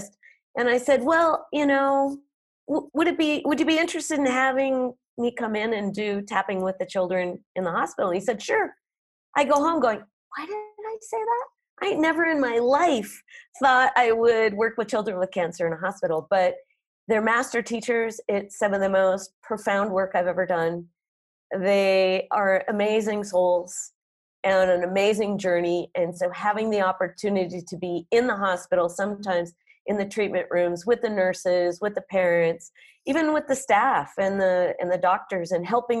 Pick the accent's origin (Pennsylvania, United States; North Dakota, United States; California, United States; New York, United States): North Dakota, United States; now in Oaxaca, Mexico; I grew up in North Dakota